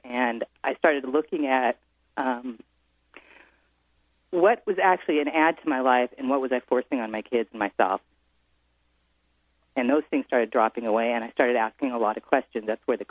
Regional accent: Edmonds, Washington, United States; born or raised there; moved away as an adult; now in San Francisco, United States

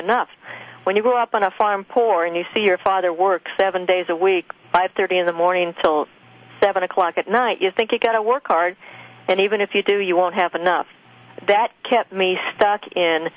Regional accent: Loveland, Colorado, United States; the farm I grew up on in Loveland, Colorado

